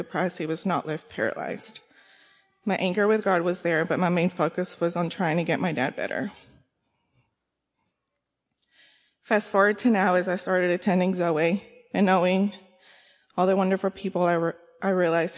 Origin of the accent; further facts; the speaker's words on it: Kaufman, Texas, United States; I was born and raised in Texas, raised by both my parents in a small town called Kaufman